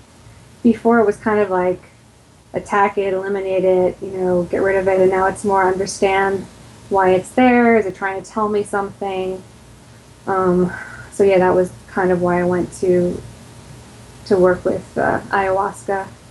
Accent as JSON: {"language": "English", "region": "New York", "country": "United States", "lives_now": "Florida, United States", "said": "I'm originally from New York in the U.S. and moved around a lot. I'm in Florida right now. I'm 42."}